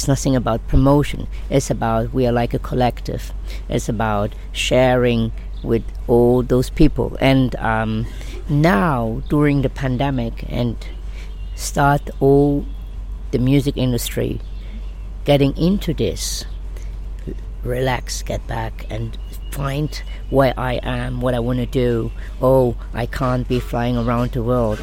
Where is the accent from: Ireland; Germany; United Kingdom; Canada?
Germany; moved away as an adult; now in Ibiza, Spain; I'm from Germany. So I born there.